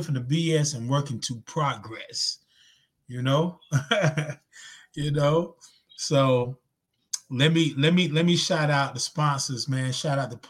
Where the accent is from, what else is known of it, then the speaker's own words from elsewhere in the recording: Zebulon, North Carolina, United States; moved away; my hometown, Z-Town, Zebulon, North Carolina